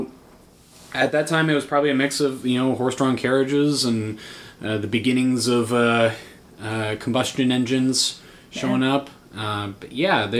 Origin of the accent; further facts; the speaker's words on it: San Francisco Bay Area, California, United States; moved away; also born or lived in Marin County / Piedmont, California / Oakland; I was born in San Francisco, mm-hmm. and I grew up in a lot of different parts of the Bay Area